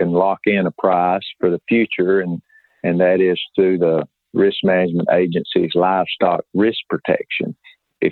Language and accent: English; South Central Oklahoma, United States; I was raised in South Central Oklahoma